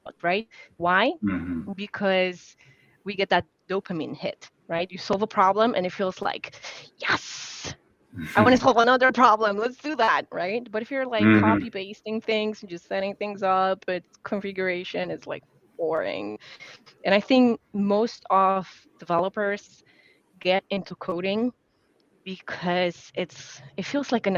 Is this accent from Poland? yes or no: yes; Poland; English is a second language; now in United States; as an immigrant, growing up in Poland, my communication style is very much different from the American communication style.